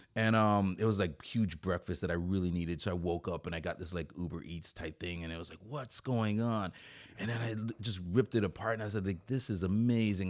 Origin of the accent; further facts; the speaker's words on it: Saint Croix, U.S. Virgin Islands; now in Oceanside, United States; I'm from Saint Croix. It's a fr-, it's an island in the U S territory. It's called, uh, Saint Croix in the United States Virgin Islands.